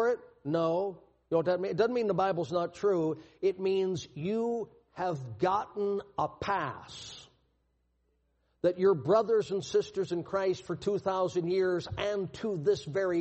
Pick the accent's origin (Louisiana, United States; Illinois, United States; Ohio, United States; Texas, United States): Louisiana, United States; I was born in Louisiana in 1958 and grew up in the baby boom era